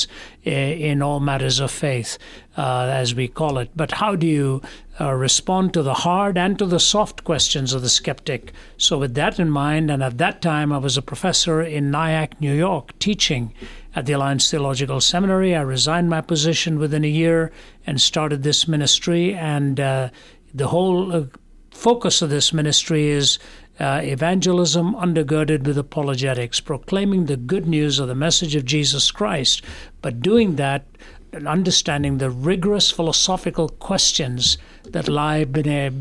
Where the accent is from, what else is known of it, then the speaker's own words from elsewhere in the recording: Delhi, India; moved away; also born or lived in Kerala / Chennai; I was raised in Delhi, which is in the north